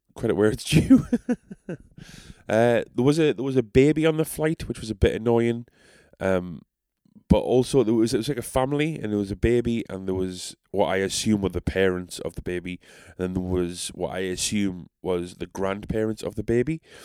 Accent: South Shields, North East England, United Kingdom; accent: South Shields; I'm so South Shales

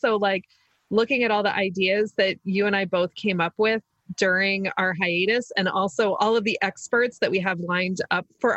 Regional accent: Maryland, United States; accent: Maryland; my weird Maryland accent.

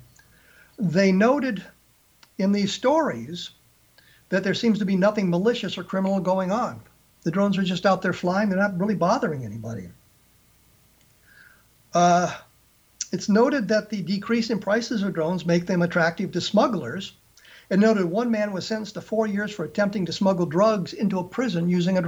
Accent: Colorado, United States; as I was growing up in the Colorado area, I actually carried the Rocky Mountain News

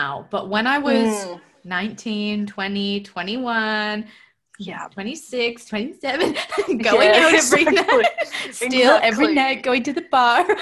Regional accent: Toronto, Ontario, Canada; now in Melbourne, Australia; I'm from Toronto. So for me, we get snow and like minus 20

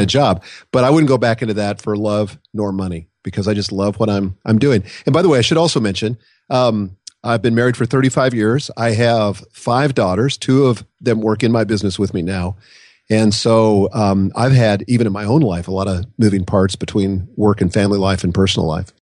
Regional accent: Nebraska, United States; I grew up in Nebraska

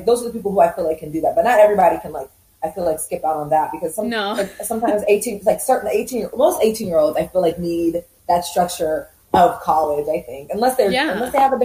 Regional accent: United States; I was born in the U.S. Originally, I'm from Uganda and Rwanda. So every time I would go to visit my family, we would always go back

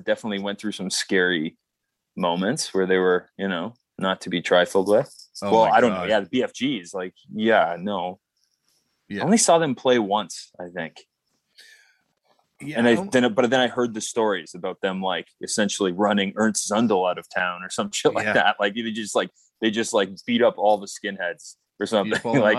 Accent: Toronto, Ontario, Canada; … was from Toronto. We're from Toronto.

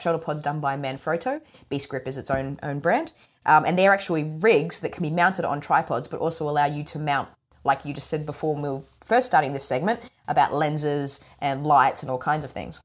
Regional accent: Australia; accent: mumbly; I have a bit of a mumbly kind of accent because I'm Australian

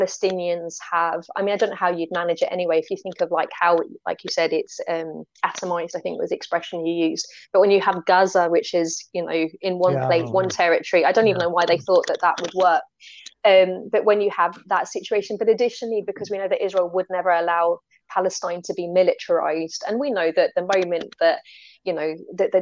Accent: United Kingdom; as a European, and especially as a British European

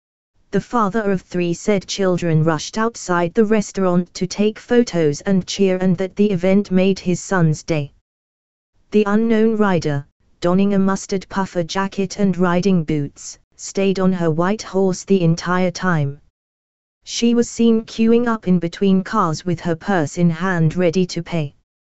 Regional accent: Oslo, Norway; now in London, United Kingdom; I've always loved London. I moved here years ago, studied here, live here, and have family here. But I grew up in Oslo, Norway.

